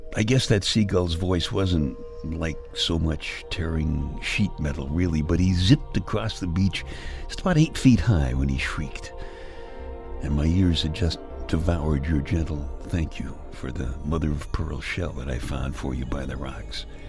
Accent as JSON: {"language": "English", "town": "New York City", "region": "New York", "country": "United States", "tie": "born or raised there", "said": "I was born in February in the uh, Iceland section of Brooklyn"}